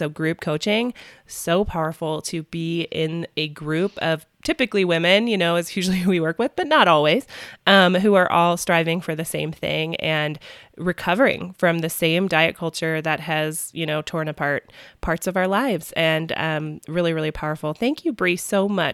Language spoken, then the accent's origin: English; Midwest, United States; accent: Midwest; also born or lived in Minnesota; my family's from Minnesota and I'm from the Midwest, for my accent not to come out so strong